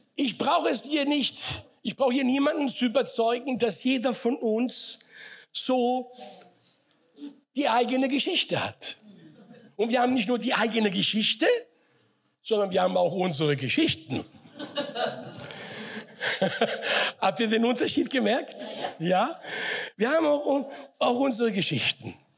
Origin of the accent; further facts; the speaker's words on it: Frankfurt, Hesse, Germany; moved away as an adult; also born or lived in Sicily / Offenbach / Mainz; now in Karlsruhe, Germany; bin groß geworden in Frankfurt.